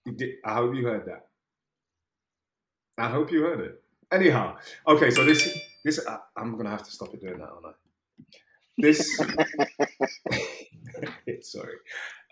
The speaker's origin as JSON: {"language": "English", "country": "United Kingdom"}